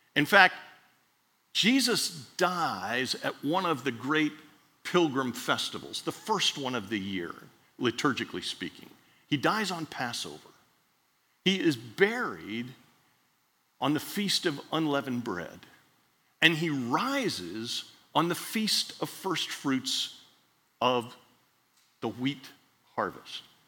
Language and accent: English; Miami, Florida, United States; Dr. Wade Fulton was in Miami when I grew up in Miami